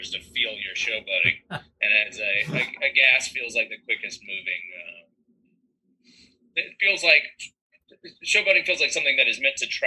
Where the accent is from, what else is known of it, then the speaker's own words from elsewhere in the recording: Birmingham, Alabama, United States; I'm from Birmingham, Alabama, so just a, a limousine to me was mind blowing.